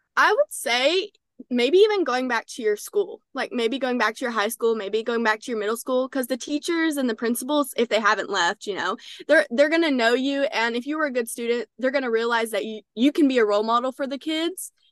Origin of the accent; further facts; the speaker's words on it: Texarkana, Texas, United States; I'm from Texarkana, Texas